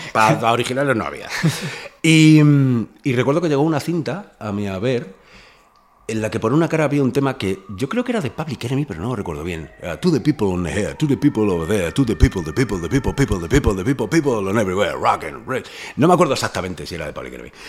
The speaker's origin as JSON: {"language": "Spanish", "town": "Fuenlabrada", "region": "Community of Madrid", "country": "Spain", "tie": "born or raised there", "said": "yo me crié en, en Fuenlabrada"}